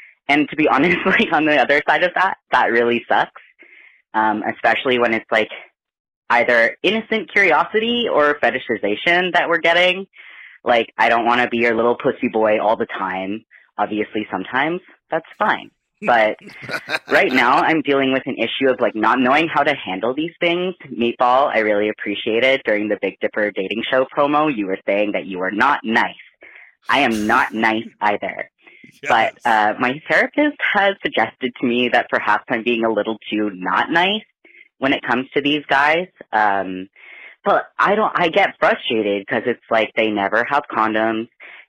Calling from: Canada; I'm calling from Canada.

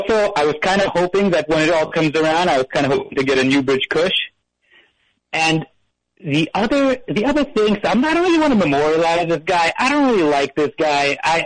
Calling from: New Jersey, United States; I'm calling from North Jersey.

